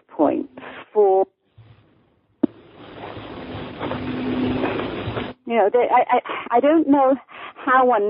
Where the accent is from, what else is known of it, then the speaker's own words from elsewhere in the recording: United Kingdom; accent: mid-Atlantic; moved away as an adult; also born or lived in United States; I'm born in Britain. I'm born and raised in Britain.